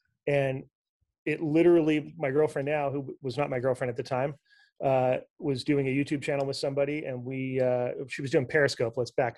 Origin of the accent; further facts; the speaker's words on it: Southern California, United States; growing up in SoCal and working in television